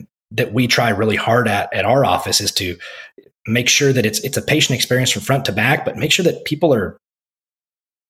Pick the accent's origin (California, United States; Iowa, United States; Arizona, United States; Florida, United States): Iowa, United States; moved away as an adult; also born or lived in Texas; now in Keller, United States; my home state of Iowa